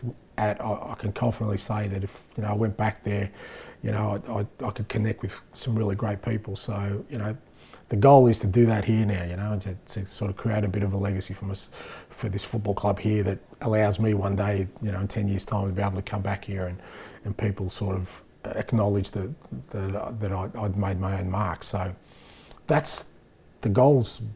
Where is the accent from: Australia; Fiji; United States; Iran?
Australia; moved away as an adult; now in Scotland; we grew up in Australia where we fell in love with this game